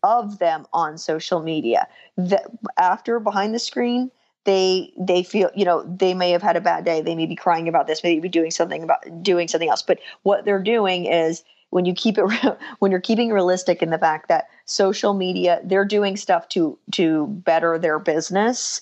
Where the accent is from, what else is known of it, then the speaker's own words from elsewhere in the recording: New Jersey, United States; I actually am born and raised in New Jersey as well.